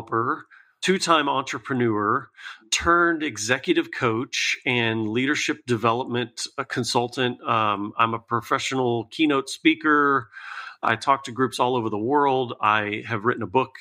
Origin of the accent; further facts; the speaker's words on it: Lakeland, Florida, United States; moved away as an adult; now in Tennessee, United States; I was born and raised in Lakeland, Florida, and lived there for, you know, most of my childhood, a few years in Northern Florida.